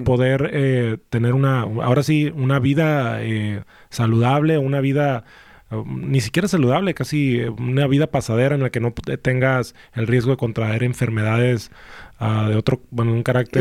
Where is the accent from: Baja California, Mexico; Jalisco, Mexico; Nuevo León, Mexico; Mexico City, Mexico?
Baja California, Mexico; Tijuana; yo soy mexicano, nací aquí en Tijuana